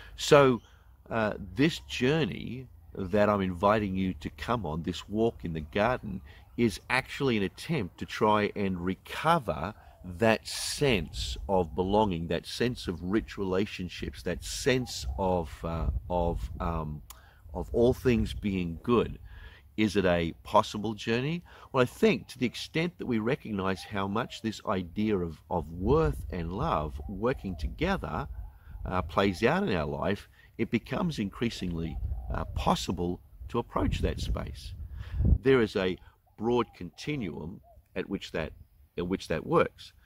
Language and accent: English; Australia; as an Australian